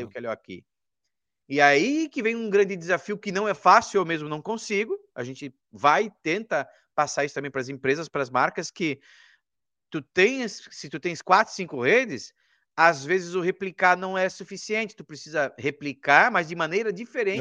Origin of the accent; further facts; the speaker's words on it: Rio do Sul, Santa Catarina, Brazil; moved away; lá na minha cidade, que era antes Rio do Sul, em Santa Catarina